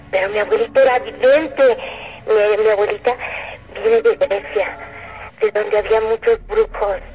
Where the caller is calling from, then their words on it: Coyoacán, Mexico City, Mexico; aquí, cerca de, de un museo en Coyoacán, pero no les quiero decir dónde estoy